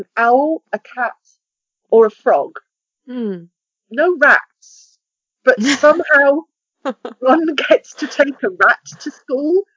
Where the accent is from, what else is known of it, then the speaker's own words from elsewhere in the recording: United Kingdom; We're a very small country